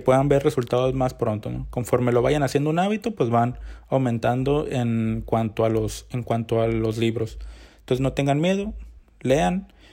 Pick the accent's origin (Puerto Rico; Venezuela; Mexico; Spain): Mexico; los mexicanos tenemos un promedio de lectura de 3.3 libros al año